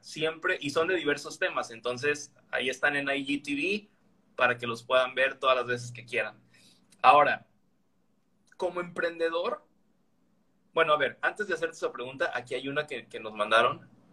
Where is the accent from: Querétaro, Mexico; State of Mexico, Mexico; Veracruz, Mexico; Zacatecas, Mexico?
Veracruz, Mexico; now in Villahermosa, Mexico; yo también soy veracruzano del puerto de Veracruz, aunque no estoy físicamente viviendo allí, yo estoy en Villahermosa